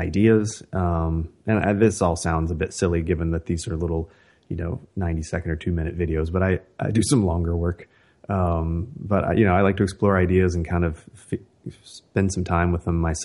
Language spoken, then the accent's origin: English; West Virginia, United States; now in California, United States; I live in California now and have for quite some time, but I grew up in West Virginia